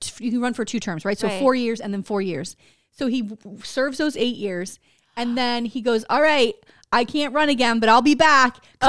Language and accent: English; right outside New Orleans, Louisiana, United States; That I was not born in the bayou. Right? I was born right outside New Orleans.